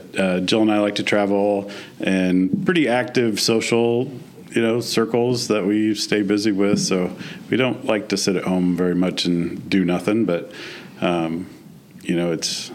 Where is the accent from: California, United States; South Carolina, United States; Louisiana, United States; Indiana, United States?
Indiana, United States; Columbia City; also born or lived in Brownsburg, Indiana; lived in Columbia City since I was started fourth grade